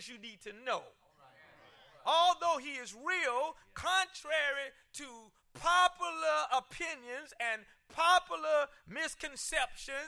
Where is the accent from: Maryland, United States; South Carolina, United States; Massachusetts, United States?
South Carolina, United States; when I was growing up in South Carolina